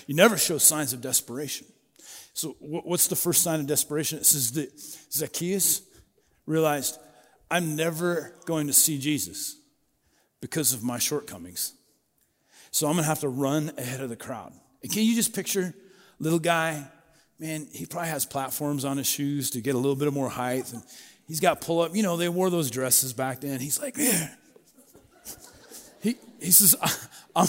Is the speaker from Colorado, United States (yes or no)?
yes; Booneyville, Colorado, United States; now in Yellowstone County, United States; I grew up in Booneyville, Colorado